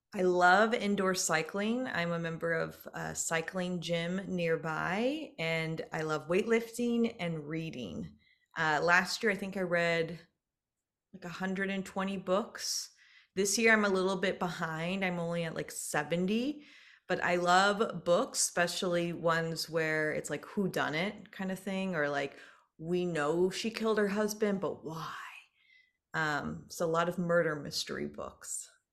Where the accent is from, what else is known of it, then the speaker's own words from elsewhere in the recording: Dayton, Ohio, United States; moved away as an adult; also born or lived in Iowa / Nebraska / California; now in San Francisco Peninsula, United States; So, I am originally from Dayton, Ohio. So, I'm a Midwest gal.